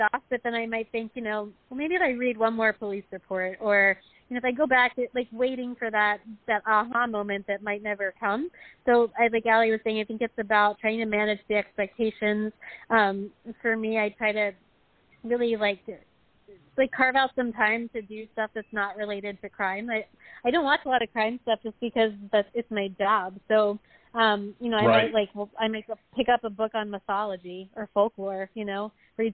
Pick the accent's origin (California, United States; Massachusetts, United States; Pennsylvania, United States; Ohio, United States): Pennsylvania, United States; moved away; I'm from Pennsylvania